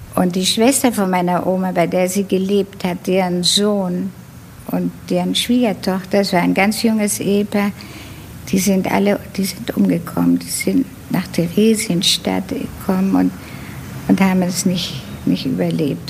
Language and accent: German; Buenos Aires, Argentina; also born or lived in Hamburg, Germany / Netherlands; Ich ging in die Pestalozzi-Schule in Buenos Aires und ich habe überhaupt erst richtig Deutsch in Argentinien gelernt